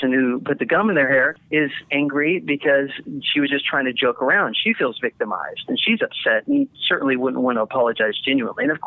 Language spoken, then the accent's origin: English; Littleton, Colorado, United States; I'm from Littleton, Colorado, where the Columbine shooting happened